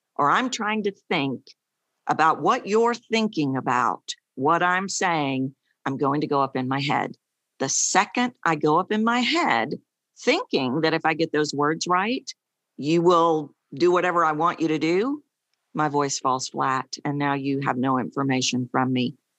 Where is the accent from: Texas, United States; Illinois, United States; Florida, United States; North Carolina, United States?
Texas, United States; accent: Texan; I'm obviously from Texas, And I was curious, why do I sound like a Texan